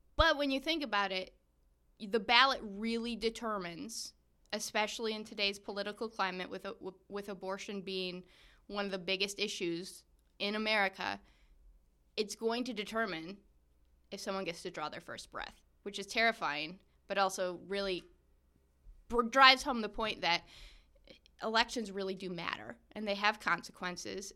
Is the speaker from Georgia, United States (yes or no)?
no; Michigan, United States; we Michiganders